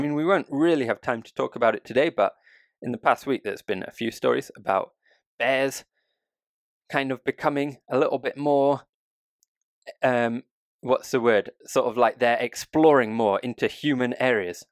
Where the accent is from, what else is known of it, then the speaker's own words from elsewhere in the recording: United Kingdom; now in Japan; a Brit